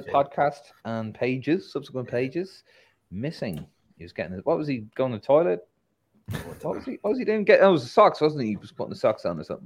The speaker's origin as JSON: {"language": "English", "country": "Ireland", "said": "I'm an Irishman"}